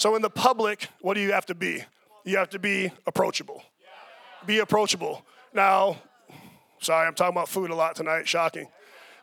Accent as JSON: {"language": "English", "town": "Chicago", "region": "Illinois", "country": "United States", "moved": "yes", "said": "I'm a Chicagoan"}